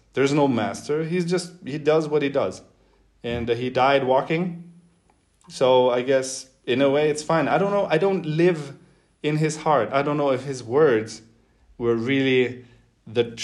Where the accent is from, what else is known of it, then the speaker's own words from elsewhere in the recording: Northern Germany, Germany; moved away as an adult; also born or lived in Beijing, China; I'm like, Germany.